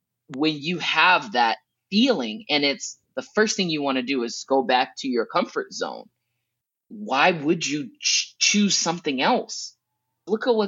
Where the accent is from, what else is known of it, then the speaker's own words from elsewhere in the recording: United States; also born or lived in Preston, England; as an American